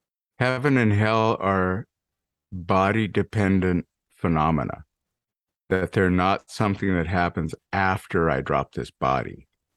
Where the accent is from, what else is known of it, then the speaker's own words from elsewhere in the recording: Montana, United States; I grew up in Montana after all.